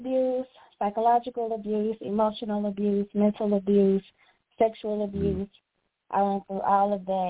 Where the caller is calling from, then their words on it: Dallas, Texas, United States; I am calling from Dallas, Texas.